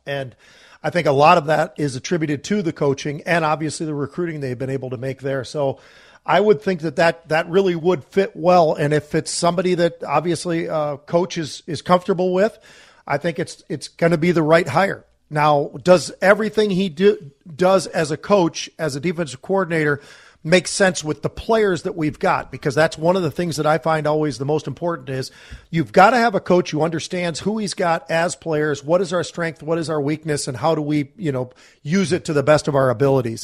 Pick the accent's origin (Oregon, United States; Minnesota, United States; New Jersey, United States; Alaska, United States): Minnesota, United States; also born or lived in California; we moved from California to Minnesota